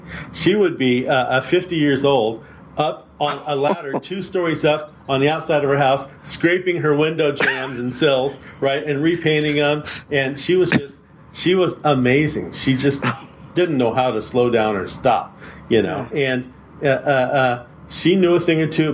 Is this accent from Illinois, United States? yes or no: no; San Francisco, California, United States; now in San Mateo, United States; my working class background growing up in San Francisco